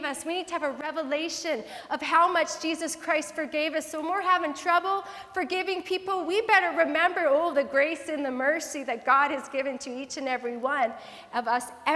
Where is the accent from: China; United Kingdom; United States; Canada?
Canada; Abbotsford, British Columbia; I grew up in Abbotsford as a young child